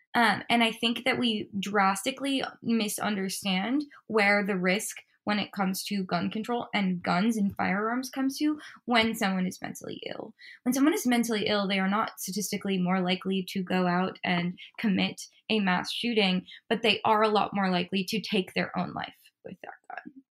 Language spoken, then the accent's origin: English; Midwest, United States; I'm from the Midwest. Uh, like I said, grew up in a house with guns